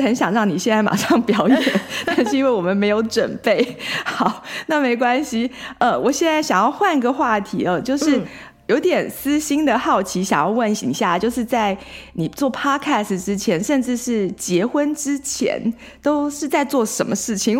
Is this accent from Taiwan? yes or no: yes; Taiwan; now in San Francisco Bay Area, United States; 我们台湾人对街上的外国人好友善哦